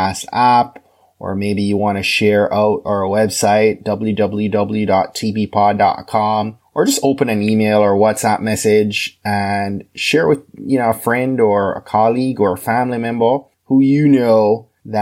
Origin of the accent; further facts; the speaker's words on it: Jamaica; moved away; my home country of Jamaica